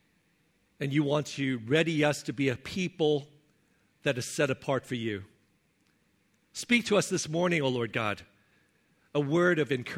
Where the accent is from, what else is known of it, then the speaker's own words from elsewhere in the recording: Hong Kong; moved away; when I was growing up in Hong Kong